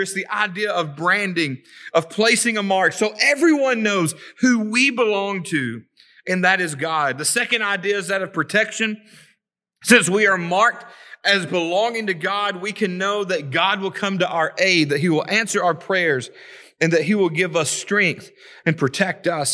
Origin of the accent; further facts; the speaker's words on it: Savannah, Tennessee, United States; now in Kingston, United States; growing up in Savannah, growing up on the Tennessee River, living in Kingston the last few years